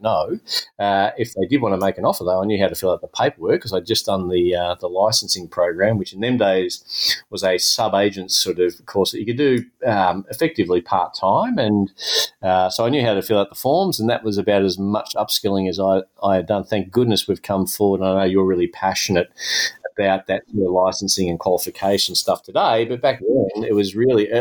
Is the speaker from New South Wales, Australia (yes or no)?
no; Melbourne, Victoria, Australia; my hometown of Melbourne